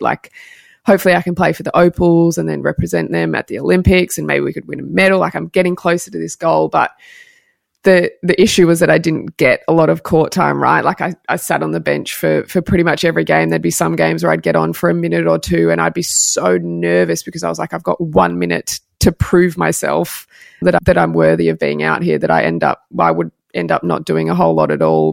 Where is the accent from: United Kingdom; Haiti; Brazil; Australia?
Australia; Sydney, New South Wales; moved away as an adult; also born or lived in Melbourne; now be back in Sydney and in my hometown